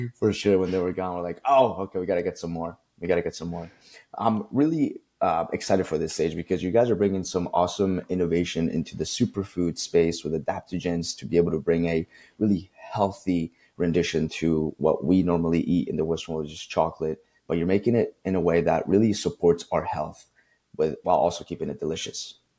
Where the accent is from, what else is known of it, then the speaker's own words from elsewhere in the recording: Colombia; now in United States; I grew up in Colombia, South America. So, like, for me, it was very different when I came into the States